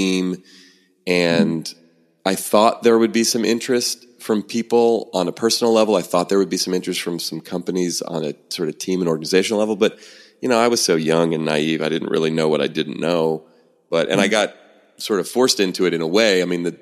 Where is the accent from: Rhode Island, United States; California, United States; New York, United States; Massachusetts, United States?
California, United States; San Francisco Bay Area; Born and raised in the San Francisco Bay Area, where I still live